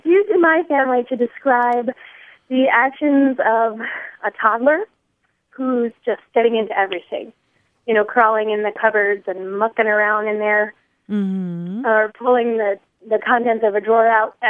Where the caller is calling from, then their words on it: Springfield, New Hampshire, United States; I'm calling from Springfield, New Hampshire.